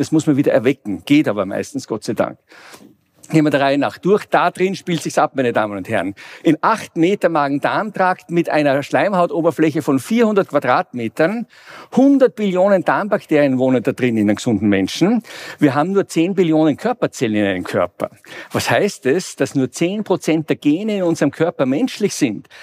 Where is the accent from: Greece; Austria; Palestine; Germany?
Austria; Vienna; ich komme aus dem fernen, aus Mittleren Osten, wenn man so will, aus Wien